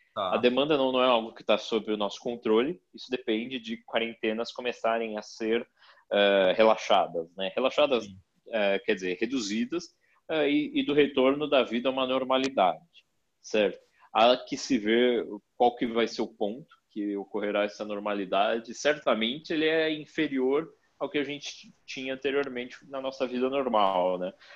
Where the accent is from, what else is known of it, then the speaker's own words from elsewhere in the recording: Brazil; a nossa vida aqui como brasileiro, como brasileiros